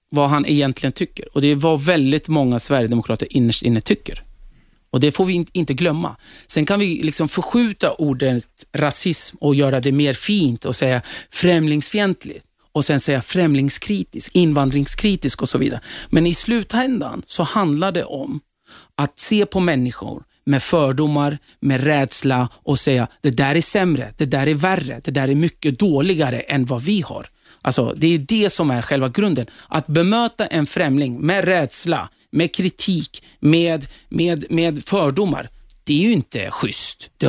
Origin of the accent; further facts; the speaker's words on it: Turkey; now in Sweden; jag flydde hit för att kunna fortsätta få vara kurd. Det var därför vi flydde från Turkiet. För att i Turkiet än idag så förtrycks kurder. Och vi får inte prata vårt språk och så vidare.